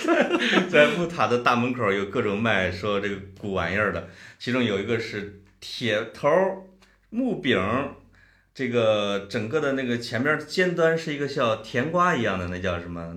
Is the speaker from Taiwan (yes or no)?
no; Puyang, Henan, China; 我们河南有两个地方，一个当然是我们濮阳， 我们濮阳有一个， 有半拉城叫中原油田， 叫对。中， 中原石油勘探局总部